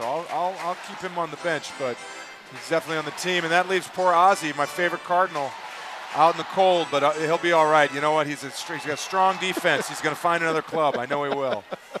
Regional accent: Missouri, United States; as a little kid growing up in Missouri

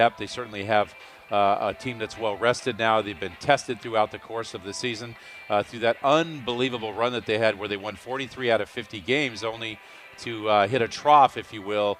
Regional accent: Sacramento, California, United States; I grew up on a farm outside of Sacramento

